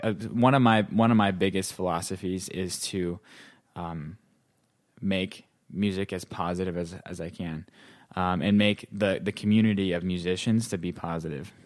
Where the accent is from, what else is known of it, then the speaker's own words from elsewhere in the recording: North Dakota, United States; moved away as an adult; also born or lived in Ohio; now in New York City, United States; I'm originally from North Dakota, um, so I grew up there.